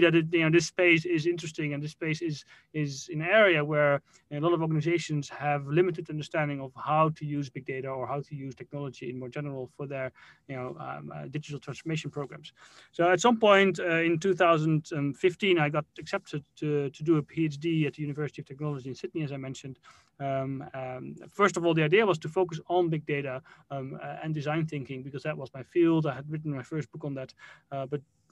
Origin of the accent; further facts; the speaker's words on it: Netherlands; moved away as an adult; also born or lived in Caribbean / Middle East / Australia; I grew up in the Netherlands until I was 18